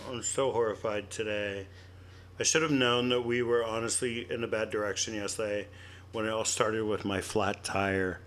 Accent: Pennsylvania, United States; moved away; I'm originally from Pennsylvania

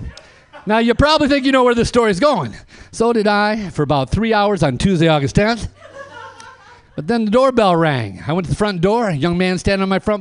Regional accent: Flint, Michigan, United States; I'm from Flint, Michigan

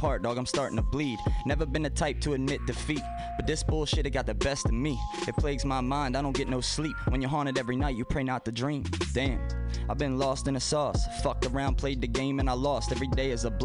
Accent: Baltimore, Maryland, United States; moved away; I was from Baltimore

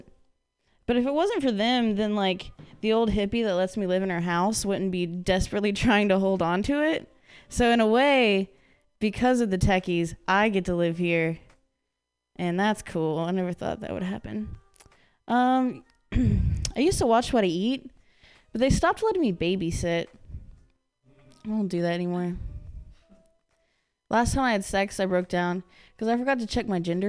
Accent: Midwest, United States; now in San Francisco, United States; I grew up in the Midwest, so it's not cool over there

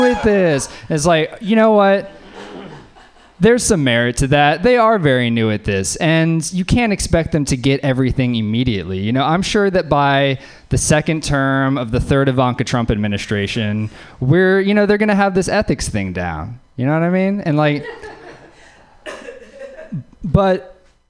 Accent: Louisiana, United States; moved away; I'm from Louisiana.

